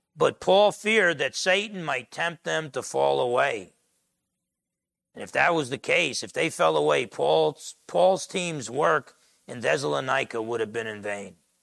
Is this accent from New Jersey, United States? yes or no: yes; Essex County, New Jersey, United States; I grew up in Essex County, New Jersey, half Italian, half Portuguese